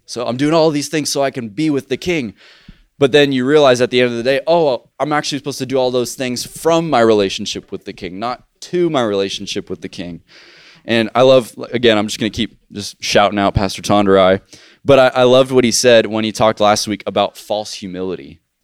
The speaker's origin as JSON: {"language": "English", "country": "United States", "tie": "born or raised there", "said": "I was born in the United States."}